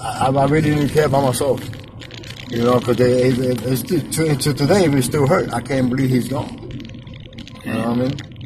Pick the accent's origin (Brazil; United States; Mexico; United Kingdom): United States; New York City, New York; moved away as an adult; now in Philadelphia, United States; I grew up in Brooklyn, but I came here after 15 years.